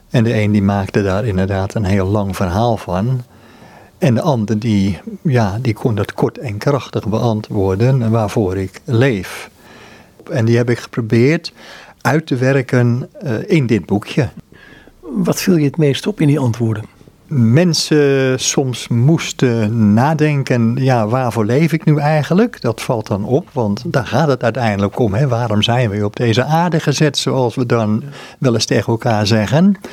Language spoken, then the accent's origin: Dutch; Amsterdam, North Holland, Netherlands; mijn eigen situatie in Amsterdam. Ik ben Amsterdammer